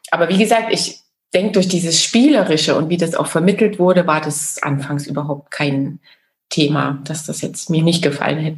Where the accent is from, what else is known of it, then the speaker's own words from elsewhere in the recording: Chemnitz, Saxony, Germany; ja, also ich bin ja in der DDR groß geworden. Ich bin in Chemnitz, Karl-Marx-Stadt geboren damals noch Karl-Marx-Stadt